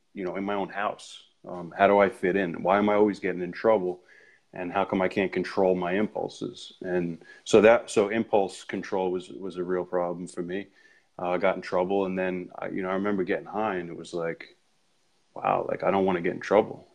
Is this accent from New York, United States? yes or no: yes; Ronkonkoma, New York, United States; I'm from Long Island, uh, grew up in Ronkonkoma